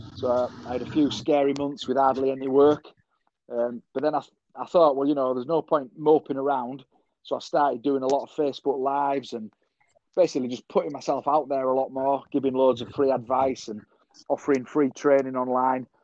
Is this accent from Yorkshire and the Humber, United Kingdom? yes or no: yes; Selby, Yorkshire and the Humber, United Kingdom; I'm opening a cafe um, in my hometown, Selby